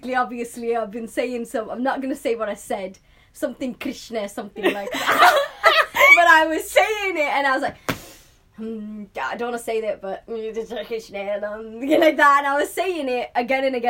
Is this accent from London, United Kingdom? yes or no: no; Manchester, North West England, United Kingdom; accent: Manchester; Definitely got a Manchester accent.